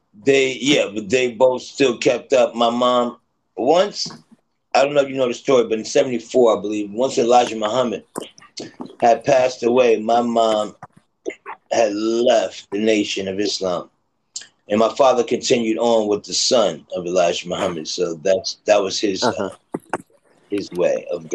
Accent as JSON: {"language": "English", "region": "New York", "country": "United States", "tie": "born or raised there", "said": "Born and raised in New York."}